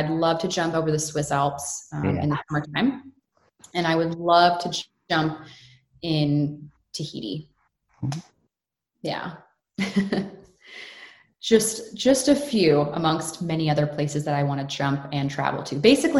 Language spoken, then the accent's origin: English; United States; born there; I was born in the States, and then I have Canadian through my parents.